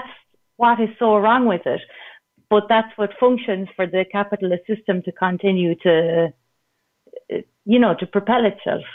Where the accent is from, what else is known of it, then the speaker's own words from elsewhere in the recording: Ireland; moved away; I'm from Ireland